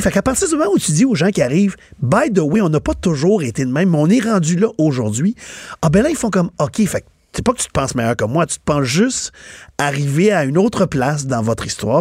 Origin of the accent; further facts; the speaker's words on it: Quebec, Canada; je première génération d'un immigrant et je suis né ici